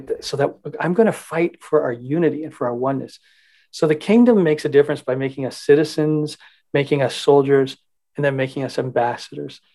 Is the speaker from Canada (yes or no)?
yes; Canada; as Canadian citizens